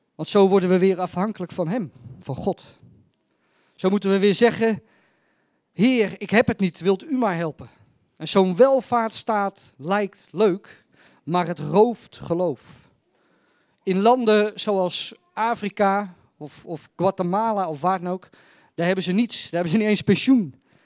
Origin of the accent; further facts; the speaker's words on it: Netherlands; Ik ben Nederlander